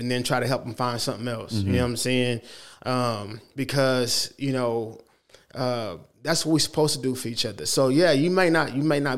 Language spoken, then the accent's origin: English; Oklahoma City, Oklahoma, United States; I'm from here. I'm from Oklahoma City.